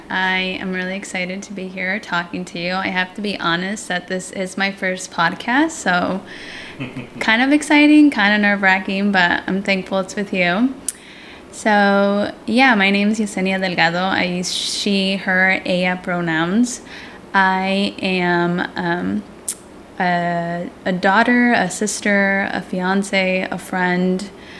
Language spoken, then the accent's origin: English; Portland, Oregon, United States; also born or lived in Manteca, California; So then that's when we moved up to Oregon, when I was about 6 years old, and I went to Davis Elementary. So that's when we moved into Rockwood, right in the beautiful Barbary Village apartments